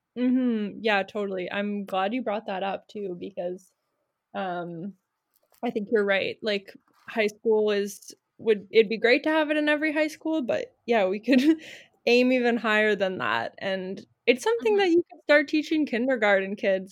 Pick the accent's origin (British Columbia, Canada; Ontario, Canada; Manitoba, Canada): Manitoba, Canada; Winnipeg; now in Victoria, Canada; I grew up in Winnipeg